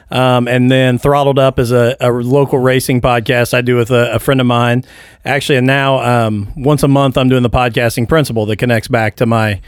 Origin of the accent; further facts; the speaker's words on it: Mitchell, Indiana, United States; I grew up in Mitchell, Indiana.